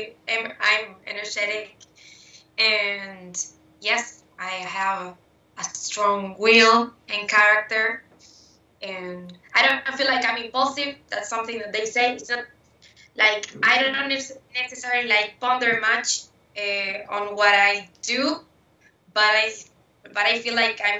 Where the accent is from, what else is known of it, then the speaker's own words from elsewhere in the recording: Barros Blancos, Canelones, Uruguay; English is a second language; also born or lived in Montevideo, Uruguay / Empalme Olmos; I was born on April 19, 1995, in Montevideo, Uruguay, but I always lived in Barros Blancos, Canelones.